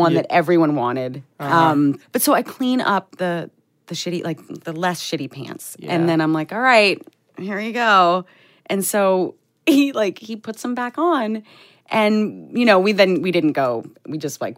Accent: New England, United States; I'm from New England where there's like random gas stations all over the place

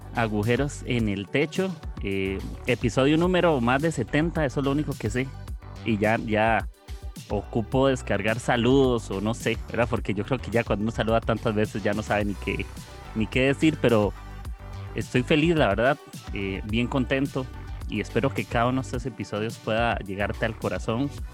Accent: Costa Rica; yo soy de, de Costa Rica.

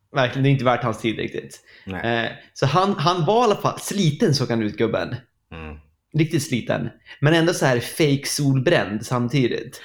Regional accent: Sweden

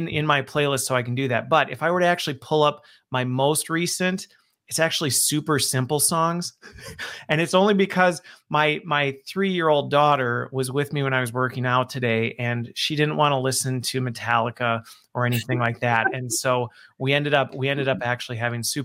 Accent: Midwest, United States; also born or lived in Waukesha, Wisconsin; us Midwesterners

